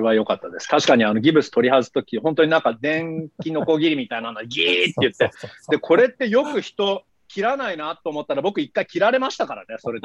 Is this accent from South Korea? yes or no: no; Canada; 同じカナダ人としては